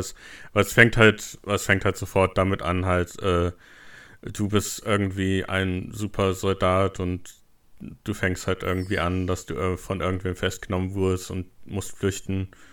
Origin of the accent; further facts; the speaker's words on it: Germany; als Deutscher